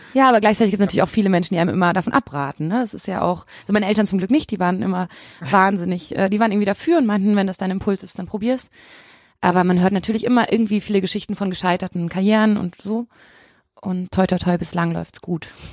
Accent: Bochum, North Rhine-Westphalia, Germany; also born or lived in Leipzig; now in Cologne, Germany; ich komme aus Bochum

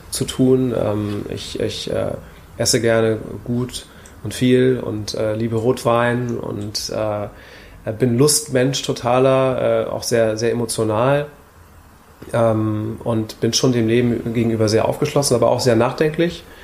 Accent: Hamburg, Germany; geboren in Hamburg und aufgewachsen in Hamburg.

